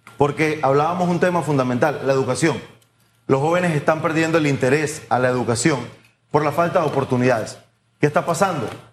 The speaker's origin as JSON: {"language": "Spanish", "country": "Panama", "said": "como productores panameños"}